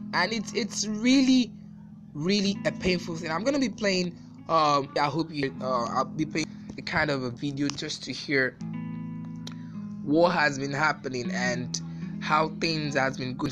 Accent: Nigeria; I'm a Nigerian

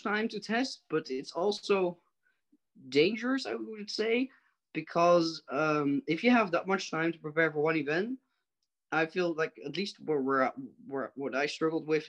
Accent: Netherlands; from the Netherlands in Europe

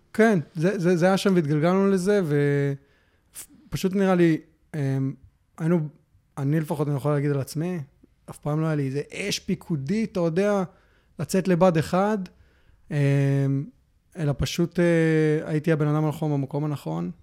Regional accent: Hefer Valley, Central District, Israel; moved away; also born or lived in Melbourne, Australia; נולדתי בארץ, uh, uh, חיינו בעמק חפר uh, רוב, ה, רוב השנים, עד שעברנו לאוסטרליה. אה, גרנו במלבורן

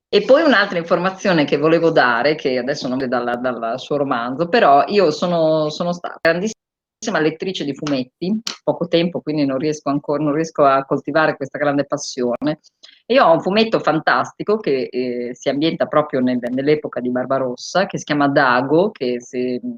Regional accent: Bologna, Emilia-Romagna, Italy; io sono bolognese

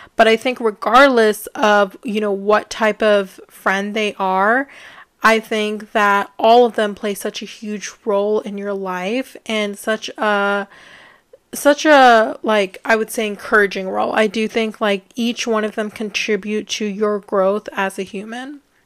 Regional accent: United States; growing up in the United States

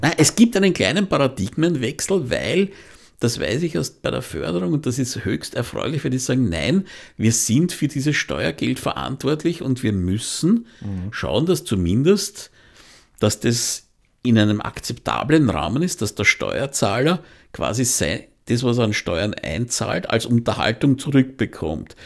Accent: Austria; bei uns in Österreich

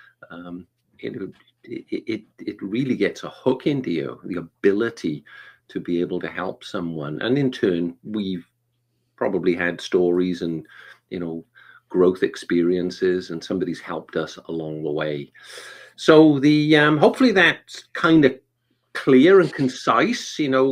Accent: Wales, United Kingdom; now in Atlanta, United States; I'm originally from the UK. I'm from a little place called Wales.

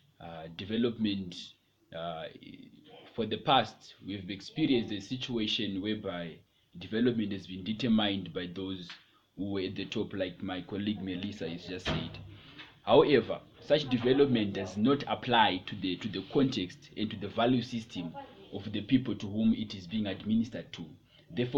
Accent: Mashonaland Central, Zimbabwe; Where I'm coming from Mashonaland Central, we have so much gold

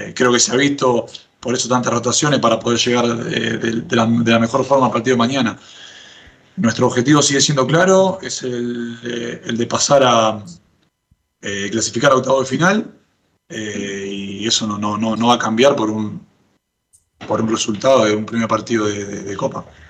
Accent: Argentina; now in Chile; Yo soy argentino

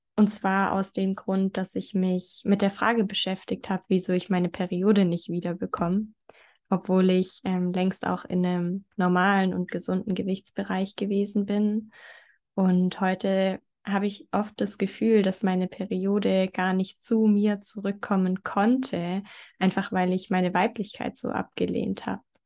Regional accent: near Stuttgart, Baden-Württemberg, Germany; ich komme aus der Nähe von Stuttgart.

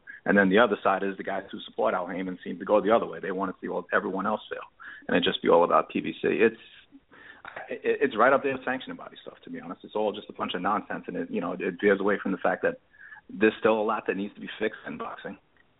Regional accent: New York, United States; Originally New York.

